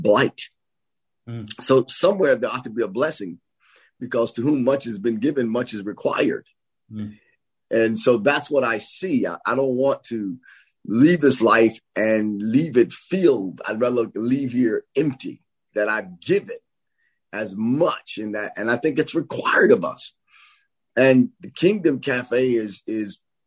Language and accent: English; Nashville, Tennessee, United States; I grew up in Preston Taylor, not far from there in the project area.